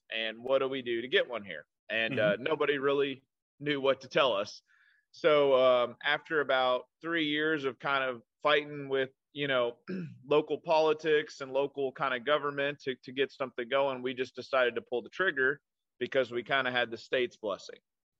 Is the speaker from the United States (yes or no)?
yes; Owensboro, Kentucky, United States; Yes, I am from Owensboro.